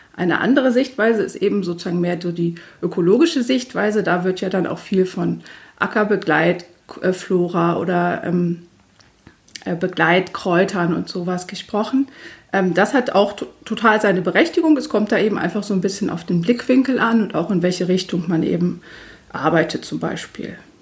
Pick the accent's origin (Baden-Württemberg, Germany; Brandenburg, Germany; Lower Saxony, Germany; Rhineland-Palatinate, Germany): Lower Saxony, Germany; Göttingen; now in Braunschweig, Germany; Ich komme äh, gebürtig aus Göttingen